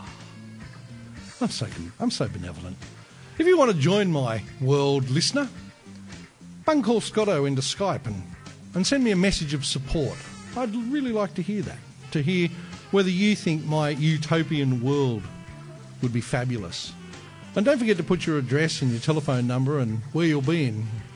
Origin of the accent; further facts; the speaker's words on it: Australia; I'm an Australian